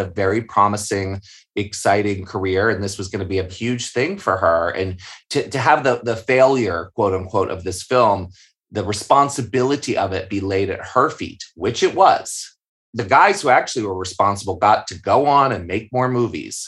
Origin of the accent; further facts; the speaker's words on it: Maryland, United States; I grew up in Maryland